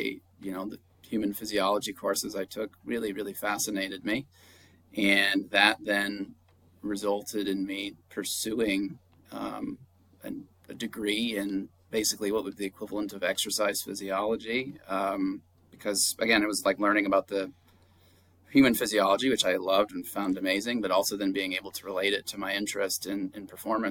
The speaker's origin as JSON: {"language": "English", "region": "Upper Peninsula of Michigan", "country": "United States", "tie": "born or raised there", "moved": "yes", "lives_now": "Florida, United States", "said": "I grew up in the Upper Peninsula of Michigan"}